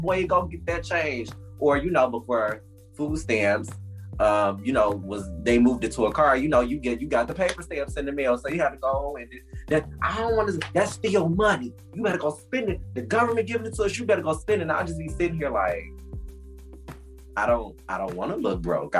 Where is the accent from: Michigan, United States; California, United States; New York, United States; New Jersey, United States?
Michigan, United States; Detroit; growing up in Detroit, West Side Detroit, shout out to all my Detroit folks